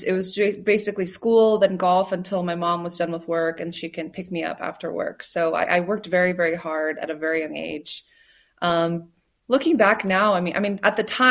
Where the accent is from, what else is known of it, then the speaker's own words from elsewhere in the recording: United States; I'm American, but I grew up Korean American